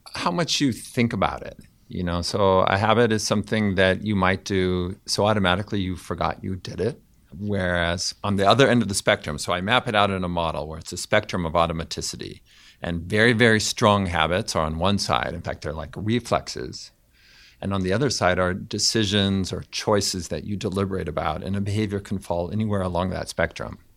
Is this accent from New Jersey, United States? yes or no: no; Fresno, California, United States; I grew up in Fresno, California, in a Mormon family.